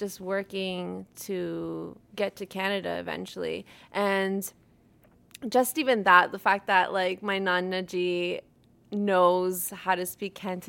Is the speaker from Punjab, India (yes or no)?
yes; Nawanshahr, Punjab, India; Nawashad is actually the place I'm from. But back then it was Jalandhar, so it gets kind of confusing sometimes. And so my family started out there. Both sides actually did.